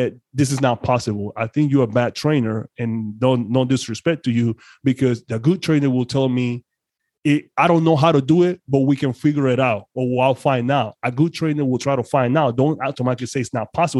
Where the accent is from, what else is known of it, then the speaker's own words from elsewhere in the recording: Panama; English is a second language; moved away; I'm originally from Panama, so I'm foreign to some extent